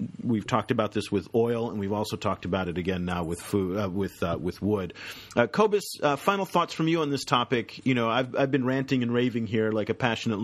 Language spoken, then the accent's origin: English; Berkeley, California, United States; I come from Berkeley, California